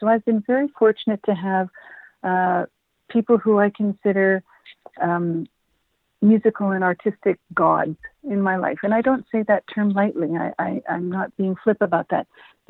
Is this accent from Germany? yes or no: no; Edmonton, Alberta, Canada; I am a born, raised Edmonton, Alberta native.